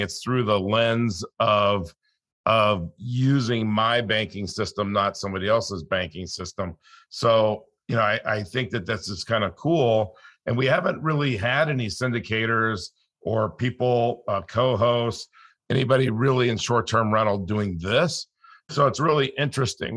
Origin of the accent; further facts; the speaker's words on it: California, United States; I grew up in California